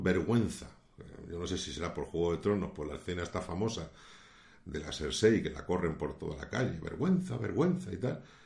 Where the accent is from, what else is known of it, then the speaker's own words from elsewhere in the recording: Spain; aquí en mi país, en España